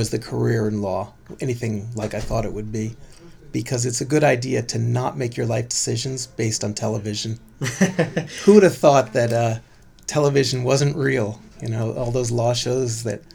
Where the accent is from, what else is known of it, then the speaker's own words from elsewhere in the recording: San Francisco, California, United States; now in Berkeley, United States; Born and raised in San Francisco, made it all the way to Berkeley for college and pretty much have stayed since